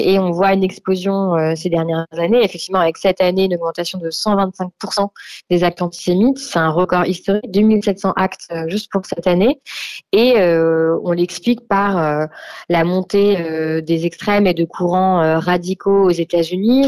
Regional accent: France; chez nous en France

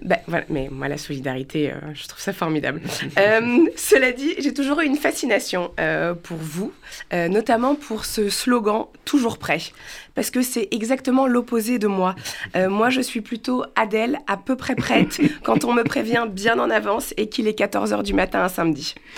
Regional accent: Paris, Île-de-France, France; je suis parisienne, born and raised

